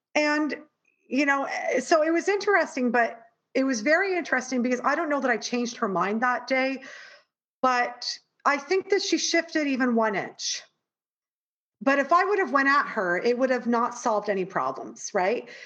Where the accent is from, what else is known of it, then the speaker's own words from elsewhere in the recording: Toronto, Ontario, Canada; moved away as an adult; now in New York, United States; being raised in the most multicultural city in the world toronto and then living in New York